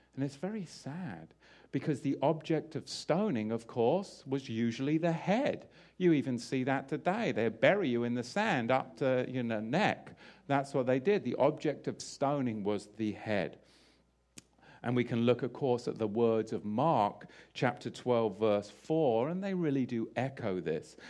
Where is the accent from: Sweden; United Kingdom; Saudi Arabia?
United Kingdom; England; I grew up in England